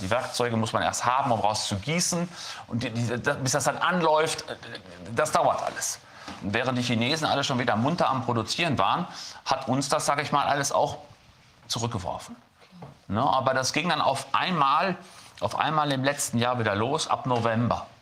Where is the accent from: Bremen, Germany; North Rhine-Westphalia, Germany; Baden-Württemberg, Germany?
North Rhine-Westphalia, Germany; Lüdenscheid; ich komme aus Lüdenscheid, Stadt des Lichts